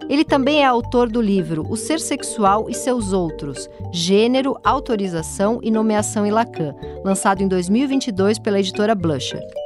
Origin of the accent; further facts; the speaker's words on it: São Paulo, Brazil; E eu nasci no Tatuapé